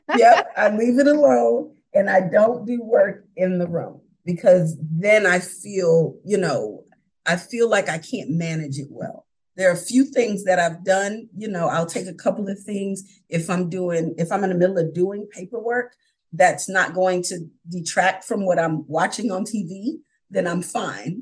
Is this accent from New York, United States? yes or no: yes; New York, United States; moved away; also born or lived in Philadelphia area, Pennsylvania; I'm originally from New York. Uh, I went to high school outside of Philadelphia